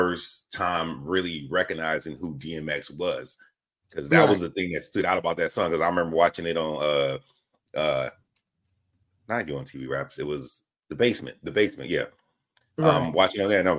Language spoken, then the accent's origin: English; the South, United States; I'm from the South